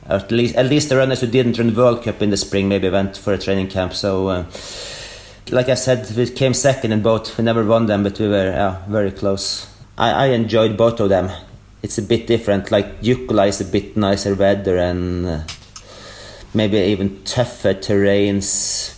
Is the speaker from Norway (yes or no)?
yes; Trondheim, Trøndelag, Norway; moved away as an adult; also born or lived in Stockholm, Sweden; I grew up in Trondheim and studied there. And after my studies, I moved to Sweden and stayed there for 5.5 years. And then I lived in Norway again the last 3 years.